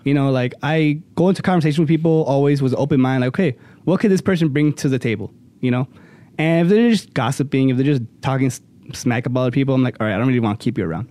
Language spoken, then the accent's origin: English; Cicero, Illinois, United States; a little, uh, pizza place by my hometown, Cicero